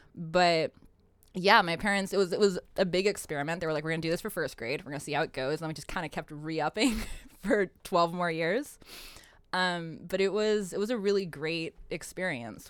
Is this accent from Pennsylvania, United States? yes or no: yes; Pennsylvania, United States; I grew up in Pennsylvania